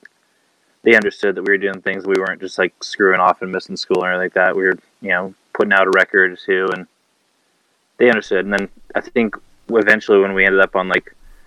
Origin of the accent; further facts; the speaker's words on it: Washington, United States; also born or lived in Dunoon, Scotland / Hawaii; we lived there till I was four, then moved to Washington. So for the most part, been in Washington my whole life